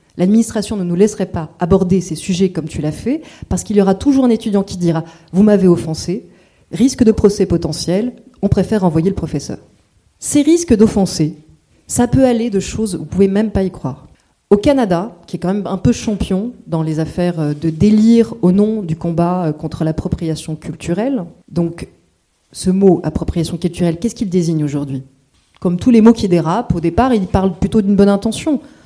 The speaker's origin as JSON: {"language": "French", "country": "France", "said": "je suis française"}